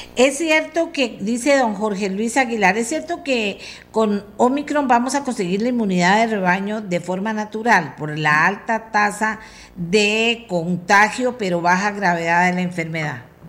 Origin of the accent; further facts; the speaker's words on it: Costa Rica; todos como comunidad costarricense